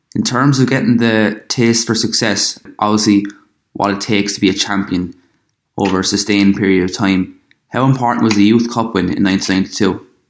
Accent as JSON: {"language": "English", "country": "Ireland", "said": "I'm from Ireland"}